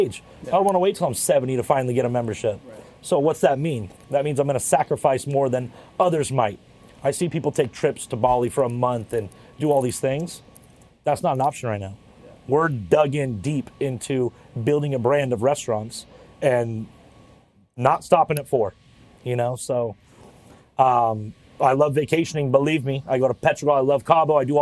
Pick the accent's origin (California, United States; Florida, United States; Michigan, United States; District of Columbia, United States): California, United States; La Quinta; I grew up in La Quinta, California